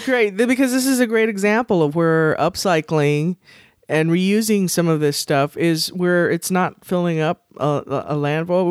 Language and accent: English; San Antonio, Texas, United States; I grew up in San Antonio